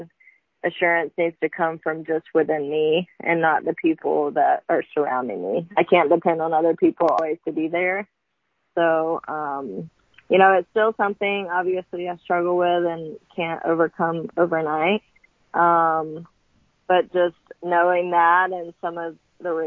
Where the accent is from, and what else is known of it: Columbus, Mississippi, United States; born or raised there; moved away as an adult; now in Ocean Springs, United States